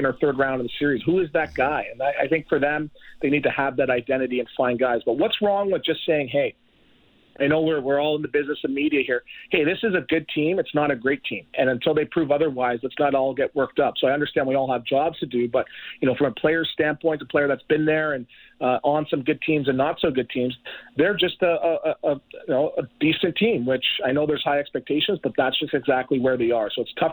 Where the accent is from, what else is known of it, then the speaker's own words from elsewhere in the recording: Toronto, Ontario, Canada; I'm from Toronto.